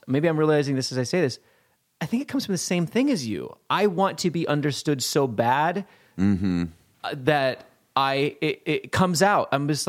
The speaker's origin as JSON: {"language": "English", "region": "Montana", "country": "United States", "moved": "yes", "lives_now": "New York, United States", "said": "I'm from Montana."}